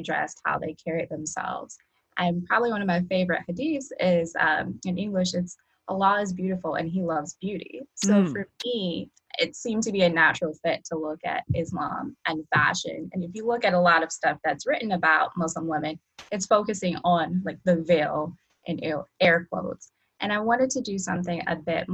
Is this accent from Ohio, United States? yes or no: yes; Cleveland, Ohio, United States; moved away; I am originally from Cleveland, Ohio